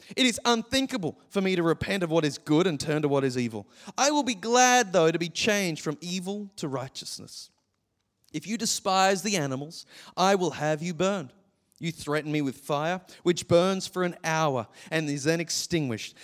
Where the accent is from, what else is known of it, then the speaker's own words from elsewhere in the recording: Gold Coast, Queensland, Australia; growing up on the Gold Coast your entire life